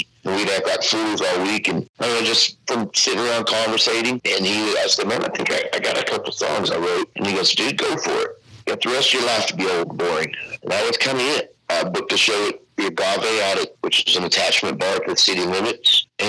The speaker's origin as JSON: {"language": "English", "town": "Maypearl", "region": "Texas", "country": "United States", "tie": "born or raised there", "said": "I grew up in Maypearl, Texas. I graduated in 1995."}